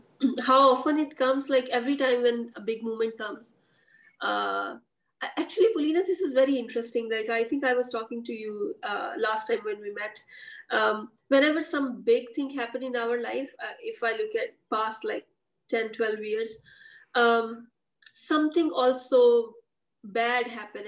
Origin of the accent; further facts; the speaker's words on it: Pakistan; because first time I saw myself not as Pakistani women entrepreneur, but I saw myself as part of like human race